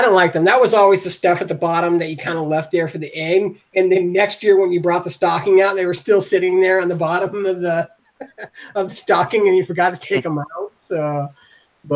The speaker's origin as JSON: {"language": "English", "town": "Port Orchard", "region": "Washington", "country": "United States", "tie": "born or raised there", "moved": "yes", "lives_now": "Atlanta, United States", "said": "I want to shout out my hometown because it's a real small community. It's called Port Orchard, Washington"}